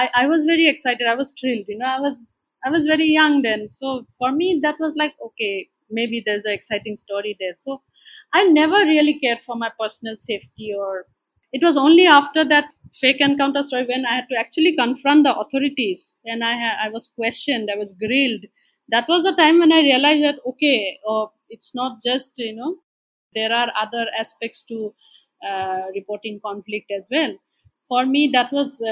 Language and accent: English; Assam, India; I grew up in Assam